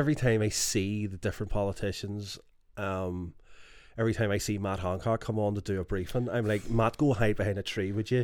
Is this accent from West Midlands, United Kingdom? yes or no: no; Belfast, Northern Ireland, United Kingdom; moved away as an adult; also born or lived in England; we're all from Ardoyne